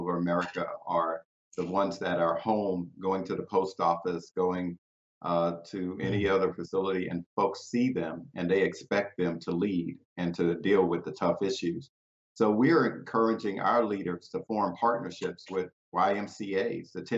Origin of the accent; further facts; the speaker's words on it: South Bay, Florida, United States; my hometown, Belgrade, South Bay, where I was mayor